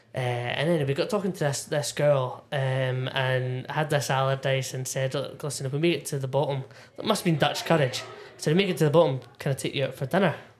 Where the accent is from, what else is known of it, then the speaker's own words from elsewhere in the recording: Irvine, Scotland, United Kingdom; also born or lived in East Linton; being from from Irvine, born born and raised in Irvine, North Ayrshire